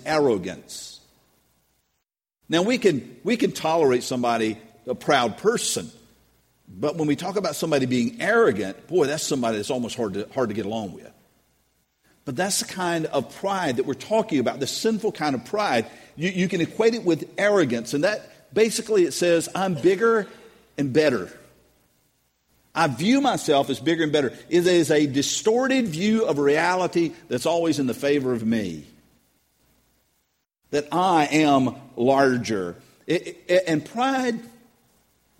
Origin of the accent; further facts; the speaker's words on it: United States; I'm an American